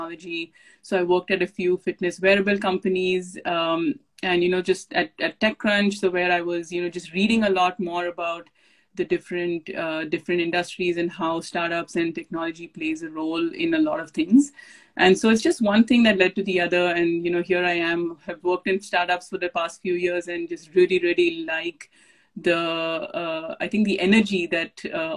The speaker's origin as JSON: {"language": "English", "country": "India", "tie": "born or raised there", "moved": "as an adult", "lives_now": "Silicon Valley, United States", "said": "When I was growing up in India and swimming for India"}